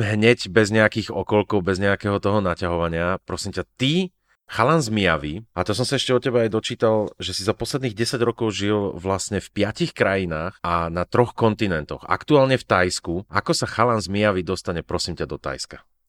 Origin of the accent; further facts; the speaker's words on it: Slovakia; ja som zo Slovenska